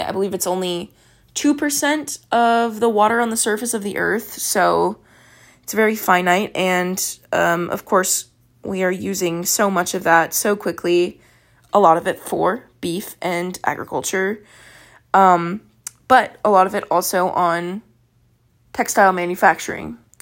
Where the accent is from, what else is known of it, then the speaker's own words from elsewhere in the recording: Texas, United States; I'm from Texas